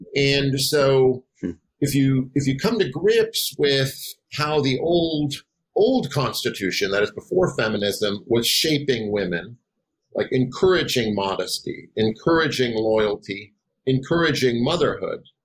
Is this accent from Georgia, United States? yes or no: no; Wisconsin, United States; moved away as an adult; also born or lived in Chicago / Boise / Tallahassee; I am from Wisconsin